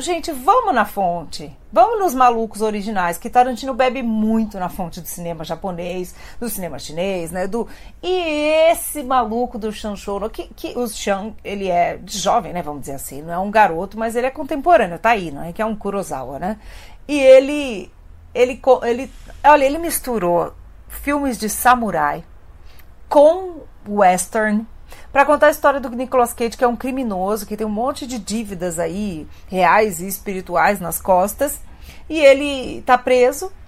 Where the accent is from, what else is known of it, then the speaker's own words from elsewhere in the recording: Brazil; a gente é brasileiro e a gente está no país da novela